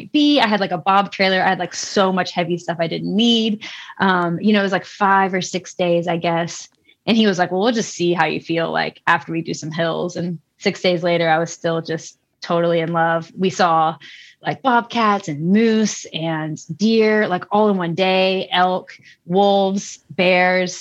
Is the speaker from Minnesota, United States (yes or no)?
no; Tennessee, United States; moved away; I grew up in Tennessee.